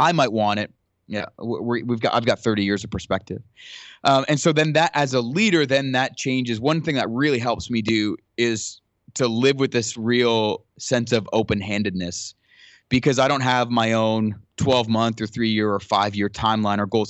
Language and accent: English; Ottawa, Ontario, Canada; moved away; I grew up in Ottawa